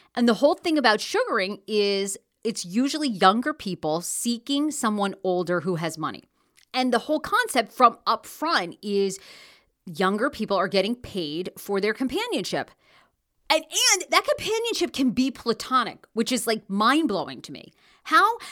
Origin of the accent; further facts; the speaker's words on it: Maine, United States; moved away; I'm from Maine. Originally grew up, born and raised in Maine